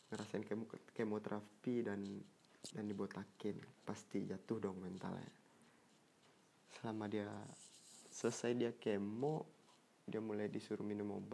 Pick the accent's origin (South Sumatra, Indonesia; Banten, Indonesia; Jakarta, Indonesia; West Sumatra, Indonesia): West Sumatra, Indonesia; Padang; Indonesian is a second language; oh ya btw gue nih orang Padang ya sorry kalau bahasa Indonesia gue kurang lancar kurang baik ya gue balik ke, ke Padang